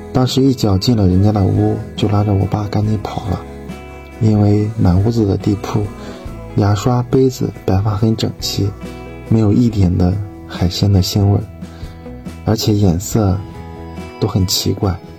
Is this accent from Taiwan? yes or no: no; Bozhou, Anhui, China; 我来自安徽亳州